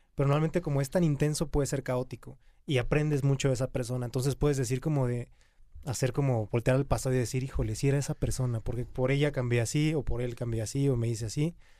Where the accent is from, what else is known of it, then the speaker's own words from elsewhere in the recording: Querétaro, Mexico; Yo soy de Querétaro